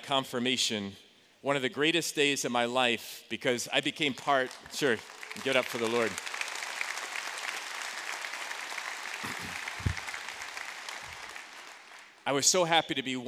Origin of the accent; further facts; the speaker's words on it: Joliet, Illinois, United States; moved away as an adult; also born or lived in Starkville, Mississippi; I grew up in Joliet, Illinois